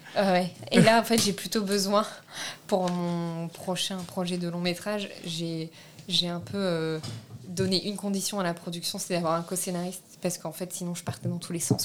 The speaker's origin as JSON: {"language": "French", "country": "France", "tie": "born or raised there", "first_language": "French", "said": "Je suis née en France, je suis française, j'ai la nationalité française"}